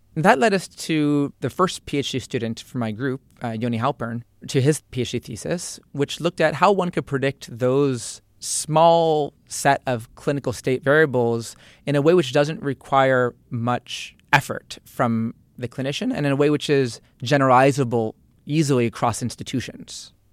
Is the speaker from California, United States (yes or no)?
no; Piscataway, New Jersey, United States; I grew up in New Jersey, in Piscataway, central